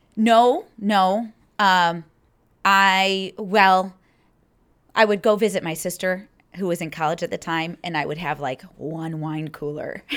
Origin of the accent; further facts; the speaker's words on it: Troy, Michigan, United States; moved away as an adult; now in Naperville, United States; I was born in Troy, Michigan, which is a suburb. It's about 30 minute drive outside of downtown Detroit, and born and raised there until um, right after I got married